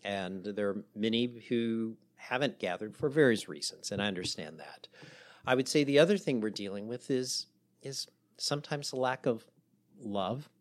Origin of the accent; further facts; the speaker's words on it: the South, United States; I'm married to a Southern gal. We're from the South